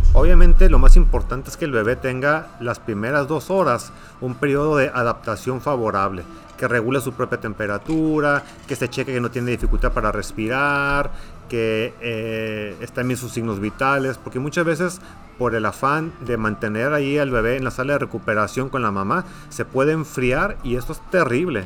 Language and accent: Spanish; Ensenada, Baja California, Mexico; moved away as an adult; also born or lived in Tijuana; now in Hermosillo, Mexico; Yo soy originario de Ensenada, de Ensenada, Baja California